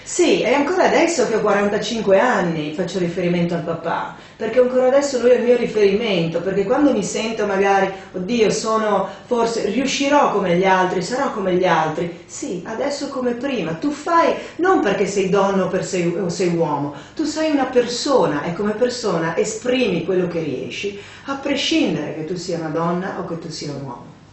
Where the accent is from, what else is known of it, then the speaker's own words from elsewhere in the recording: Paluzza, Friuli-Venezia Giulia, Italy; sentieri uh, di casa mia, di Paluzza, del mio paese